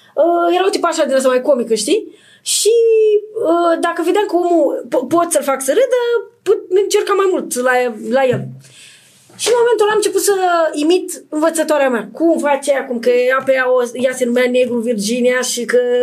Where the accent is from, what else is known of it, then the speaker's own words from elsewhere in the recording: Iași, Iași County, Romania; moved away; also born or lived in Bucharest; vin din Moldova, din Iași